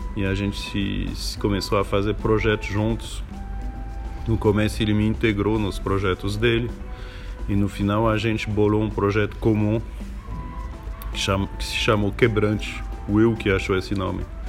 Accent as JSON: {"language": "Portuguese", "town": "Paris", "region": "Île-de-France", "country": "France", "second_language": "Portuguese", "moved": "yes", "said": "Eu venho de Paris, na França"}